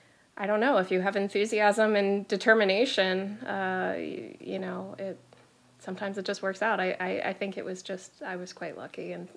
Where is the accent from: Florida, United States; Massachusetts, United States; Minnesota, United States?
Florida, United States; moved away as an adult; also born or lived in London / Washington, D.C.; now in Reykjavík, Iceland; I'm originally from Florida, which is probably the dead opposite of Iceland in terms of weather and culture. I left Florida when I was 18 years old, though. So I lived in different parts of Europe. I did university in London and Poland, Czech Republic, Switzerland, before returning to the States.